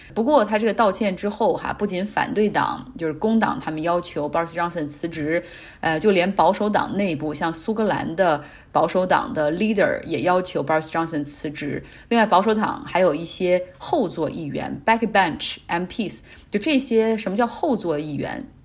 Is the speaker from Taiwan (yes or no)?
no; China; 但我们都知道中国人的这种周期最后会以春节为重新的一个开始